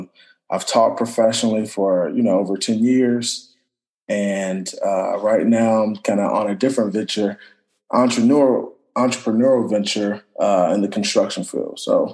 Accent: Orlando, Florida, United States; moved away as an adult; also born or lived in Washington, D.C.; from Orlando, Florida, born and raised in Orlando.

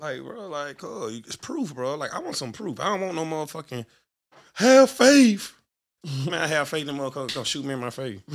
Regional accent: Birmingham, Alabama, United States; I'm from Birmingham

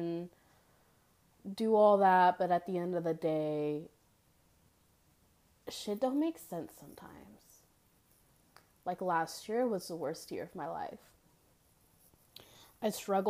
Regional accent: Memphis, Tennessee, United States; born or raised there

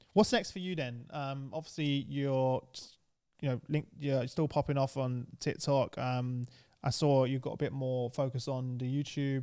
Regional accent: London, United Kingdom; I grew up in East London

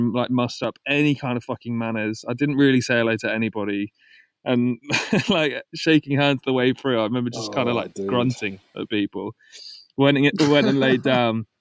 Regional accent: United Kingdom; us being British, our culture kind of works where you can't say no to anything.

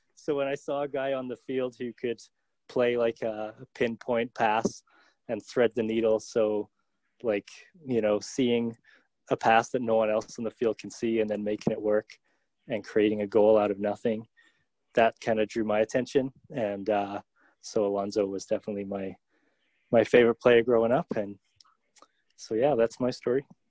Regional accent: England, United Kingdom; Dave and I are brothers, and we grew up in England.

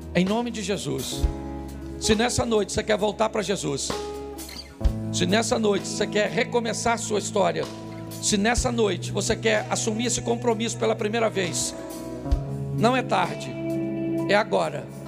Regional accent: Baixada Fluminense, Rio de Janeiro, Brazil; Sou carioca da Baixada Fluminense

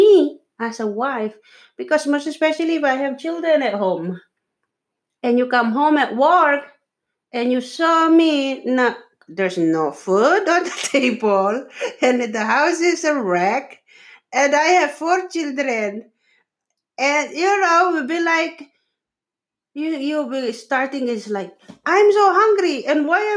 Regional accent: Philippines; English is a second language; I'm a Filipino

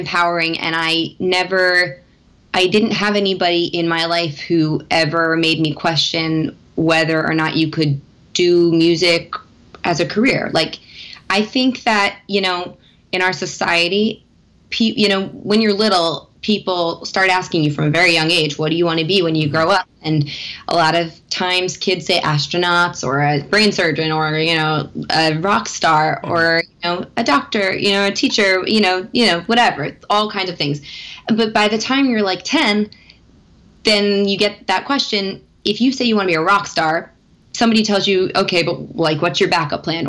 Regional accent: Philadelphia, Pennsylvania, United States; I'm originally from Philadelphia

